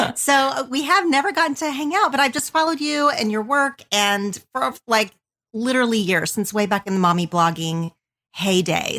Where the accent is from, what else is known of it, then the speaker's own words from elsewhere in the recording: southern Oklahoma, United States; moved away as an adult; now in Los Angeles, United States; I grew up in a super tiny town in southern Oklahoma.